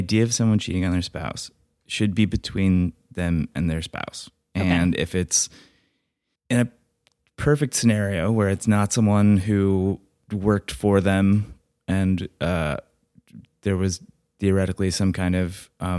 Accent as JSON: {"language": "English", "region": "the South", "country": "United States", "said": "I went to college in Alabama. I'm from the South, by the way."}